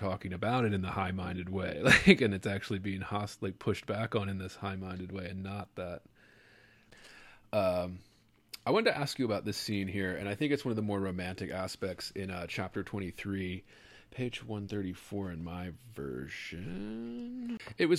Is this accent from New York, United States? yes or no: no; Baltimore, Maryland, United States; now in Las Vegas, United States; but I grew up in Baltimore, and I moved to Louisiana for grad school, and now I live in Vegas out here in the desert